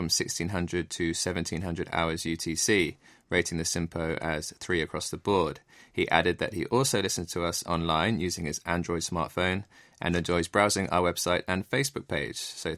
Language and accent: English; England, United Kingdom; As an Englishman, I have to say that I definitely approve of the strawberries and cream, and many of my friends back home will be enjoying some right now as the Wimbledon tennis tournament is in full swing.